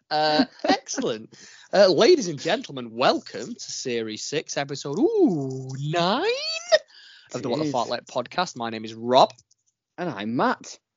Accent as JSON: {"language": "English", "town": "Widnes", "region": "North West England", "country": "United Kingdom", "tie": "born or raised there", "said": "I've made my way back to my hometown. Widnes. Widnes."}